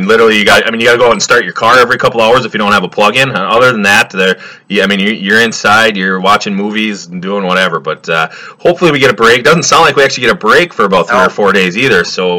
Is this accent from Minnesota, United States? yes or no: yes; Hibbing, Minnesota, United States; moved away; Then today I drove up to my hometown, the thriving metropolis of Hibbing, Minnesota. So I'm up at my parents' house doing this.